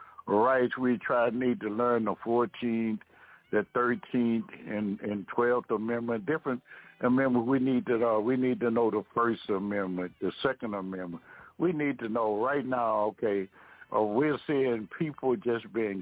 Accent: United States; African Americans

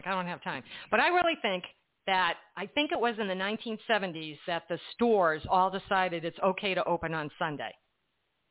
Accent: Massachusetts, United States; now in New Jersey, United States; I'm from Massachusetts, and I live in New Jersey now

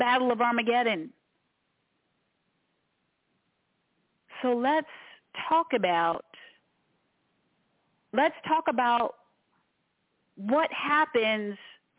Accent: Washington, District of Columbia, United States; I grew up in Washington, D.C., which is kind of a small city, not too big

